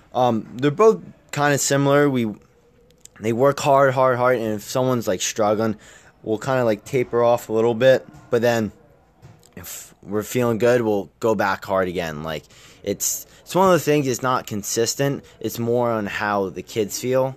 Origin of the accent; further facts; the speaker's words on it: Nazareth, Pennsylvania, United States; growing up in Nazareth, it's, it's a town that eats, breathes, and sleeps wrestling